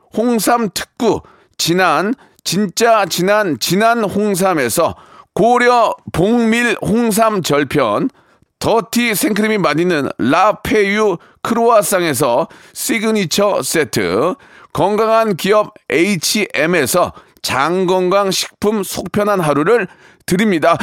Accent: Gunsan, North Jeolla, South Korea; moved away; 저도 고향이 군산인데

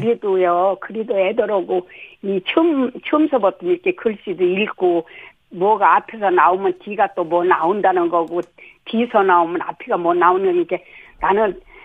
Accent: South Chungcheong, South Korea; now in Seoul, South Korea; 충청도에서 자랐잖아요

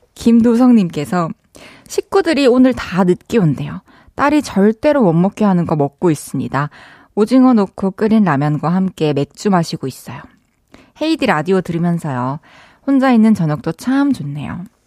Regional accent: Changwon, South Gyeongsang, South Korea; 저희는 항상 마산에서는 마산 출신들은 다 공감하실 텐데 소풍을 무조건 무학산으로 가거든요

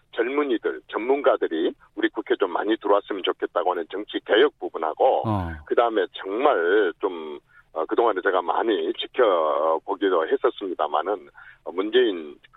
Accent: Jeolla, South Korea; 나도 호남 출신이지만

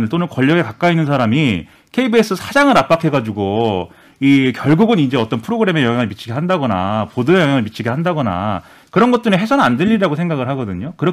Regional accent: Suwon, Gyeonggi Province, South Korea; also born or lived in Eunpyeong-gu, Seoul; now in Seoul, South Korea; 저는 뭐 부산 사람도 아니고 네, 경기도 수원이 고향이고

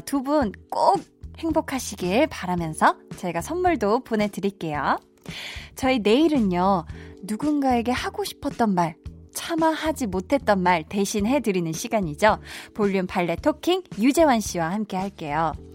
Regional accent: Seoul, South Korea; 저도 어렸을 때 제가 태어나서 쭉 중학교 2학년 때까지 나고 자란 동네가 있어요. 암사동에 굉장히 작은, 음, 동네인데

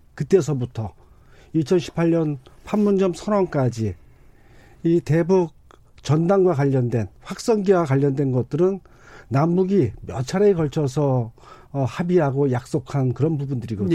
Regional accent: South Korea; 제가 적경 지역에서 태어나서 아, 지금도 어, 살고 있지만

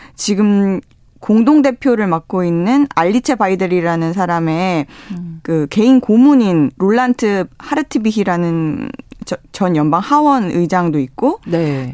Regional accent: South Korea; 제가 한국인인데도 불구하고

